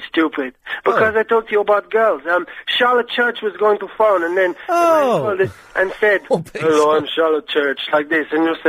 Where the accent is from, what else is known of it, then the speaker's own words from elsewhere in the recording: Portugal; moved away; because I'm from Portugal